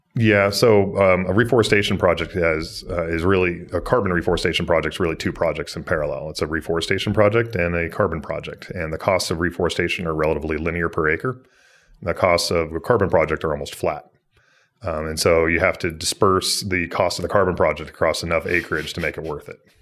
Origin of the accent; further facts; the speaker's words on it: Boise, Idaho, United States; I was a kid growing up in Idaho. and, uh, grow up in Boise